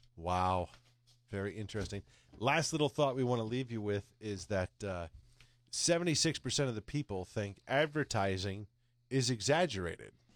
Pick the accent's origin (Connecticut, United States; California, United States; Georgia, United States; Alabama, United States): Connecticut, United States; I'm from Connecticut